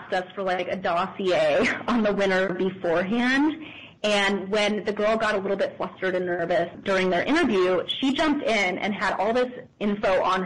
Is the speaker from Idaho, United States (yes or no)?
yes; Boise, Idaho, United States; I grew up in Boise, Idaho.